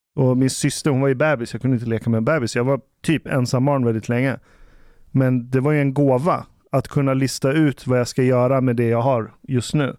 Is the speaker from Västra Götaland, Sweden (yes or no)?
no; Ekerö, Stockholm County, Sweden; jag växte upp på Ekerö